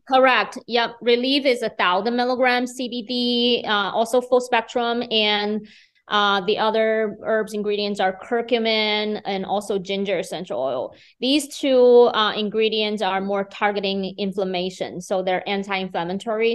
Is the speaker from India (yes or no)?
no; Beijing, China; moved away as an adult; now in Fargo, United States; I'm originally from China, Beijing. I, uh, moved to Fargo in two thousand nine after I turned thirty.